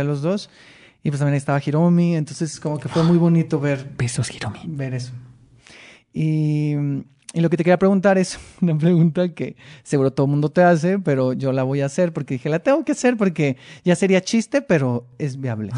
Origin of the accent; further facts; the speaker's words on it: Mexicali, Baja California, Mexico; moved away as an adult; now in Mexico City, Mexico; Yo soy de Mexicali